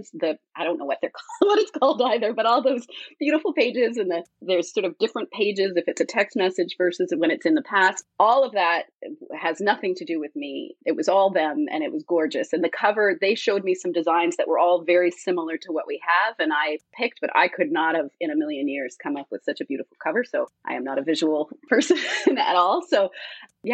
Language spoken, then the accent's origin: English; Canada; I'm Canadian, so I also had Canadian publishers available